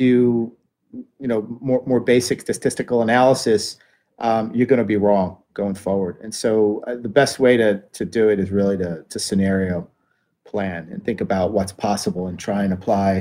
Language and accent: English; near Atlantic City, New Jersey, United States; I grew up near Atlantic City